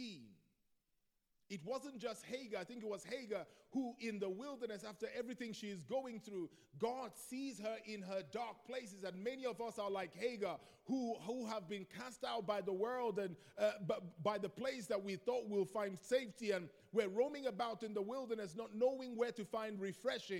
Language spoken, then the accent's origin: English; Nigeria; moved away; I grew up in Nigeria. In Nigeria, we're more expressive